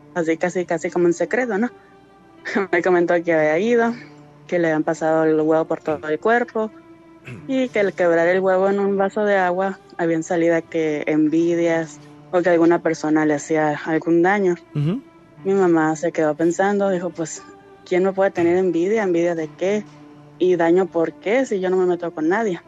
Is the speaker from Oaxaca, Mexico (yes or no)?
no; San Felipe, Baja California, Mexico; De San Felipe, Baja California